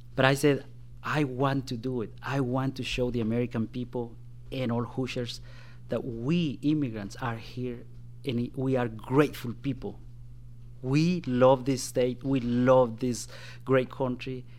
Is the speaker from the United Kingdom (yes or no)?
no; Guatemala; now in Indiana, United States; when I was in my home country of Guatemala. That's where I was born and raised.